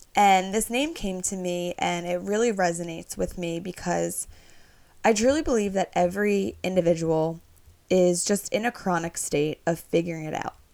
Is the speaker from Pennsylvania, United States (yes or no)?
yes; Philadelphia, Pennsylvania, United States; also born or lived in New York; I'm from Northeast Philadelphia